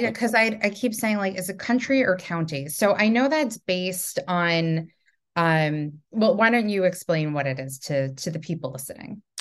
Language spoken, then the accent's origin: English; New York, United States; also from New York